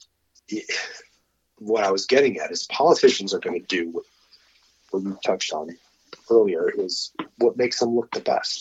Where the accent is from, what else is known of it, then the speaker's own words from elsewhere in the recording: Arizona, United States; But when that popped up here in Arizona, my home state, I was like, Charles, I think now's the time we need to launch this shit.